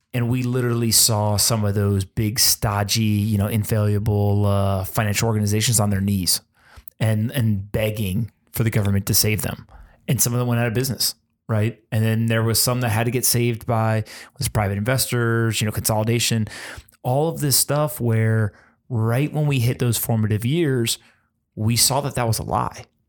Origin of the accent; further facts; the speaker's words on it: United States; as an American